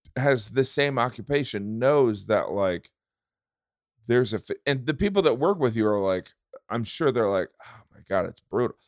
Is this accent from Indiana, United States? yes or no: yes; Indiana, United States; I grew up in Indiana